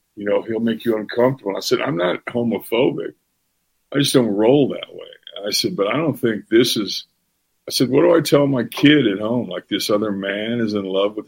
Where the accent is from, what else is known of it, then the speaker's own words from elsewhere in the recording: Florida, United States; I'm from Florida